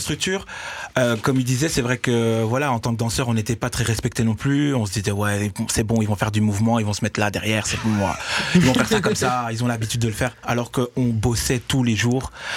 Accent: Brussels, Brussels-Capital Region, Belgium; je suis né à Bruxelles danseur

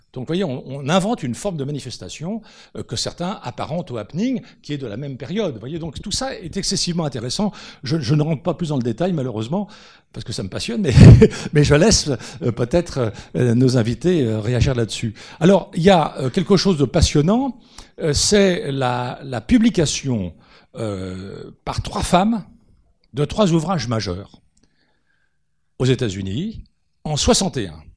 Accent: France; on est français et qu'on a un mode de raisonnement franco-français

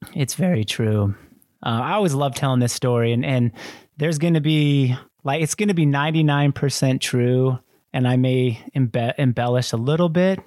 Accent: Kaysville, Utah, United States; also born or lived in Argentina; I was raised in Kaysville, Utah, like white Mormon capital of the world

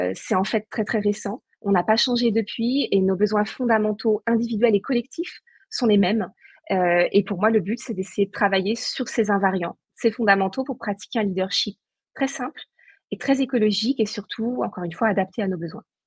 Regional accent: Saint-Nazaire, Pays de la Loire, France; moved away; je suis originaire de Saint-Nazaire

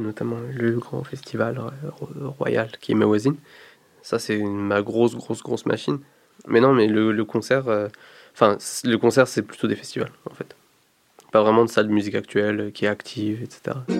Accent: Morocco; quand j'ai grandi au Maroc, j'étais au lycée français

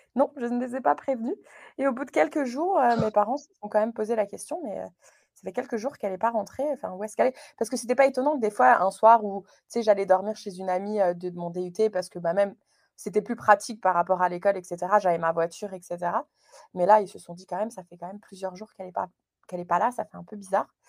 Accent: Moselle, Grand Est, France; moved away as an adult; also born or lived in United States / Chicago / Wales; now in Canada; Je suis originaire de la Moselle, euh, dans c'est le nord-est de la France, près du Luxembourg

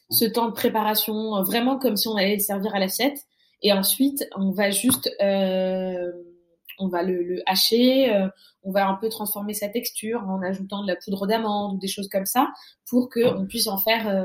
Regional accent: France; même si je, je, suis née et j'ai grandi en France, euh, j'ai la chance que mes parents me, on va dire, me lâchent dans la nature euh, marocaine quand depuis que je suis toute petite.

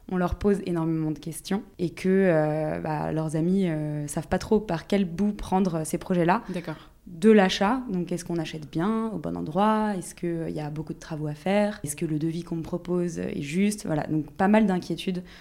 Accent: Brittany, France; je suis bretonne d'origine

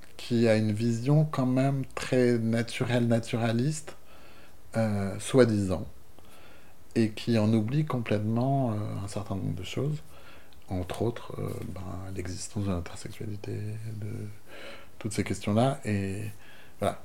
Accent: Brest, Brittany, France; also born or lived in Monts d'Arrée; j'ai grandi à Brest dans une famille euh, que je crois assez euh, ouverte finalement

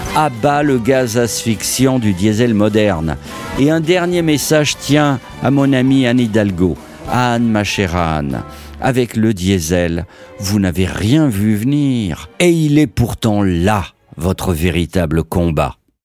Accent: Languedoc-Roussillon, Occitania, France; mon enfance villageoise dans le Languedoc-Roussillon

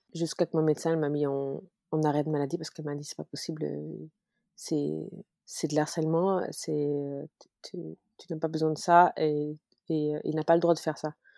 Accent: Luxembourg; also born or lived in Paris; Je suis luxembourgeoise et euh, après avoir voyagé partout dans le monde parce que j'ai été Miss, et bah, je suis revenue au Luxembourg

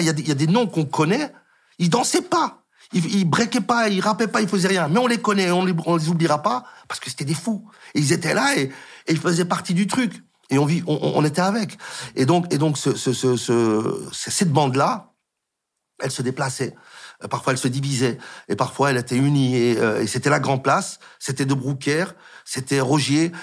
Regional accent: Molenbeek-Saint-Jean, Brussels-Capital Region, Belgium; Je suis un gars de Molenbeek qui, qui, qui, qui n'a jamais quitté Bruxelles

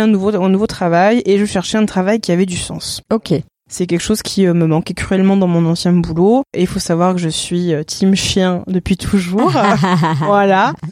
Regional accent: Normandy, France; moved away as an adult; also born or lived in Cavaillon / Salon-de-Provence; now in Provence, France; je ne suis pas du sud, je suis de Normandie

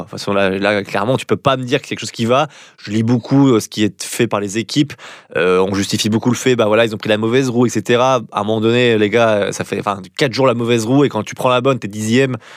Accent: France; en tant que Français

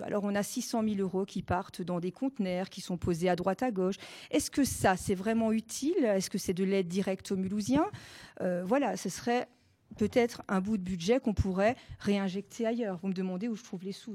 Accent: Alsace, Grand Est, France; first language Alsatian; French is a second language; L'alsacien est ma langue maternelle.

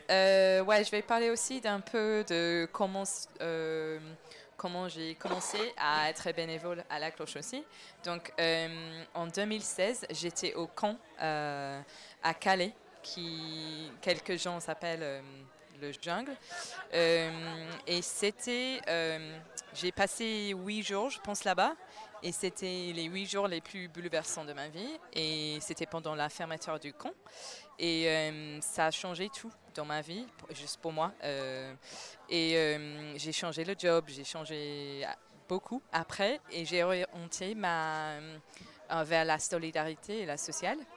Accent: London, United Kingdom; French is a second language; now in Paris, France; je suis de Londres

